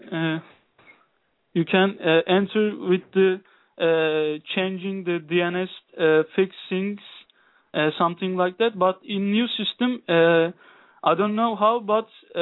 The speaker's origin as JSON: {"language": "English", "country": "Turkey", "also_born_or_lived": "Istanbul", "said": "I'm from Turkey. I'm living in Istanbul"}